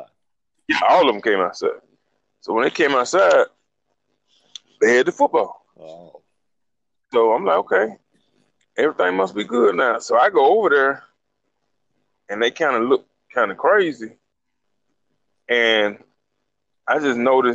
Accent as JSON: {"language": "English", "town": "Montgomery", "region": "Alabama", "country": "United States", "tie": "born or raised there", "said": "I was born in Montgomery. From the time I was younger until probably we got to high school"}